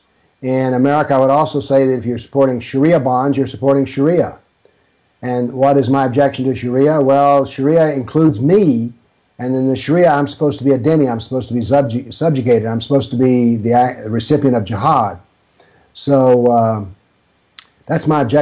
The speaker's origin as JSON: {"language": "English", "country": "United States", "accent": "American", "said": "my American accent"}